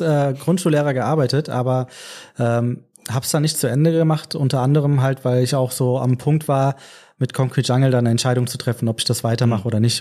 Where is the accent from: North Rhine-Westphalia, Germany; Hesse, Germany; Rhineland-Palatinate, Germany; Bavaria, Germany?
Hesse, Germany; Frankfurt; ich bin gebürtiger Frankfurter, also lebe mein ganzes Leben schon in Frankfurt, auch dem richtigen Frankfurt, Frankfurt am Main